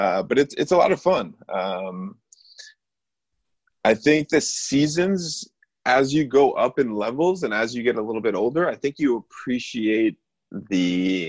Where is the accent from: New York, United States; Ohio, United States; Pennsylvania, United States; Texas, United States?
New York, United States; being a New Yorker